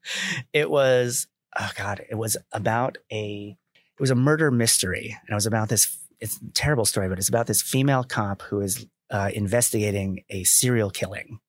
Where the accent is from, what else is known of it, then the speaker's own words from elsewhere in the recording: Milford, Connecticut, United States; I grew up in Connecticut